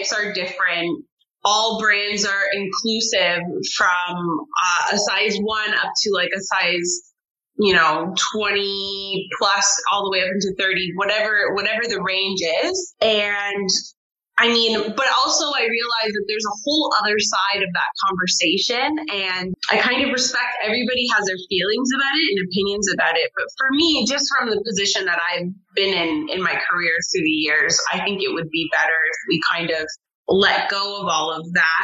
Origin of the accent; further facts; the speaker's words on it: Canada; moved away as an adult; now in France; As a Canadian